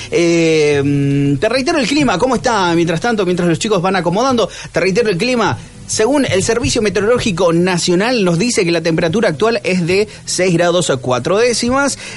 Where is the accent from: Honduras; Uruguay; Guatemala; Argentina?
Argentina; sobre nosotros, los argentinos.